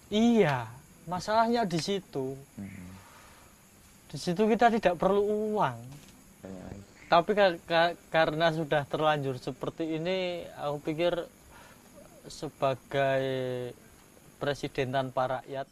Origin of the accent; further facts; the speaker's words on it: Java, Indonesia; aku ini orang Jawa